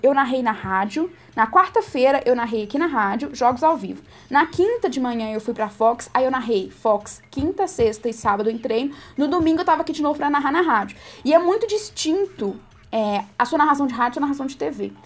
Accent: Itamarandiba, Minas Gerais, Brazil; moved away as an adult; now in Belo Horizonte, Brazil; de Tamarandiba

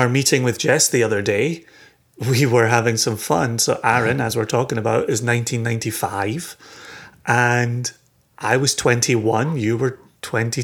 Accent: Scotland, United Kingdom; born and raised in Scotland

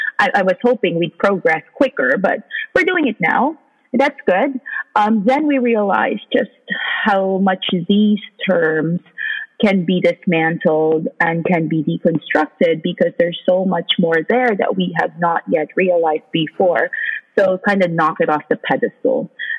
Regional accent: Philippines; now in Canada; identify myself as a migrant. And the idea, I think one of the first things that I reckoned with when I moved countries from the Philippines, the global south, to, you know, a very much more progressive country such as Canada

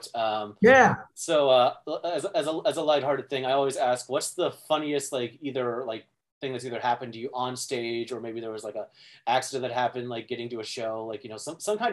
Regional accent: North Dakota, United States; moved away; I grew up in the Midwest. Right. I grew up in North Dakota originally.

